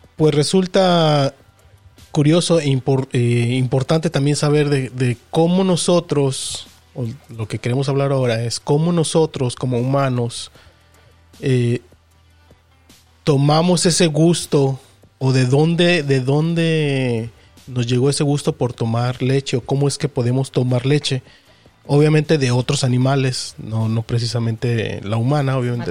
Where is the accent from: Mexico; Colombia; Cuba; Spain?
Mexico; nosotros como mexicanos